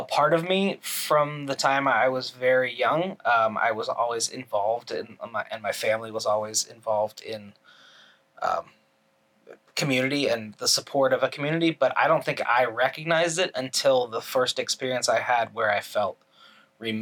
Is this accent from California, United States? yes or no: no; Orlando, Florida, United States; moved away as an adult; also born or lived in Illinois; now in New York City, United States; I grew up mostly in Florida, went to university in Florida